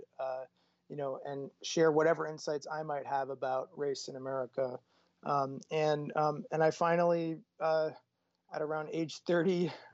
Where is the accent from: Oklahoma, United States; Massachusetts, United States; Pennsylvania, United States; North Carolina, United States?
Massachusetts, United States; Boston; I grew up in Boston, Massachusetts, in a neighborhood called Jamaica Plain